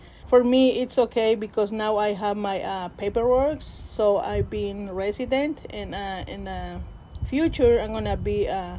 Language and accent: English; Peto, Yucatán, Mexico; first language Spanish; English is a second language; moved away as an adult; now in Mendocino County, United States; I'm from Mexico, from the state of Yucatan. And I've been here at least 25 years in Mendocino County.